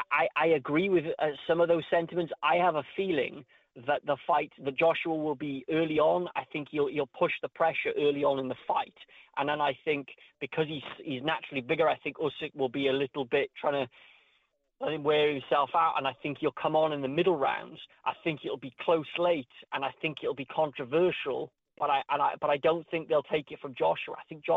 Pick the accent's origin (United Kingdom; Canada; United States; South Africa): United Kingdom; Wales; They lost to my home country, Wales.